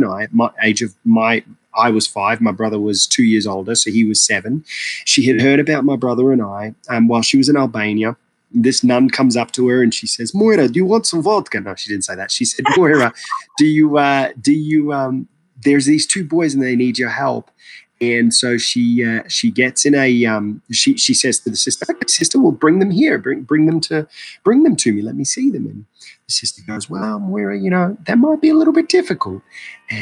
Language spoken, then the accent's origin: English; Iraq; moved away; I'm originally from Iraq